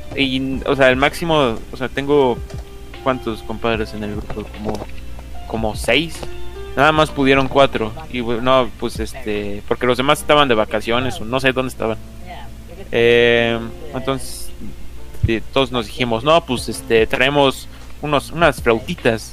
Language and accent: Spanish; Mexico City, Mexico; accent: chilango; Están los chilangos que, cantamos